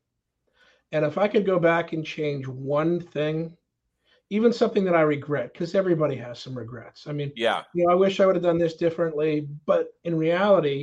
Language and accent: English; Pittsburgh, Pennsylvania, United States; we grew up in Pittsburgh